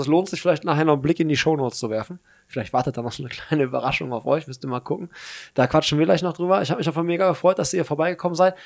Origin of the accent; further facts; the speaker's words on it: Hagen, North Rhine-Westphalia, Germany; meine Heimatstadt